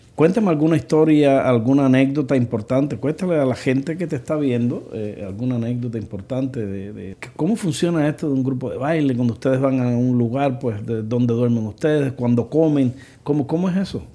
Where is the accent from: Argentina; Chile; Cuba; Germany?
Cuba; en mi país, también en Cuba